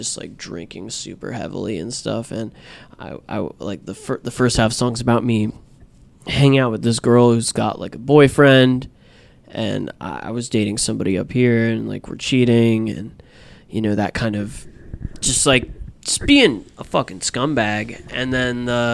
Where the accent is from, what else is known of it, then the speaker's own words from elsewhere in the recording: Jacksonville, Florida, United States; moved away; growing up in Florida.